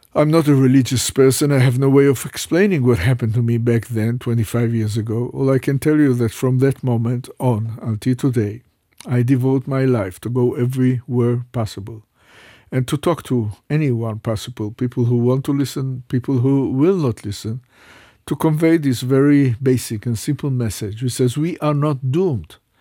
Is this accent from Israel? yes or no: yes; Jerusalem, Jerusalem District, Israel; I was uh, born in Jerusalem. I was raised up in Jerusalem.